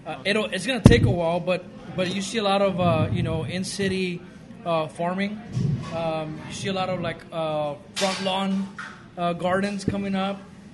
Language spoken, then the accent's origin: English; Los Angeles, California, United States; also born or lived in South Whittier; I grew up in East L.A.